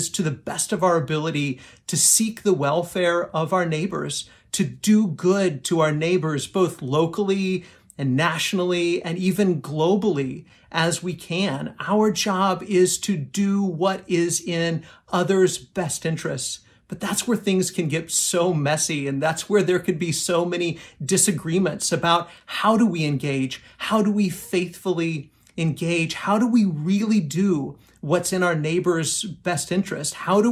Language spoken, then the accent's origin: English; United States; as American Christians